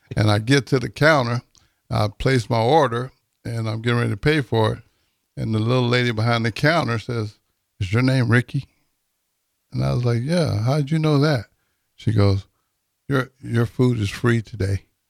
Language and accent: English; Texas, United States; now in Lincoln, United States; I'm from Texas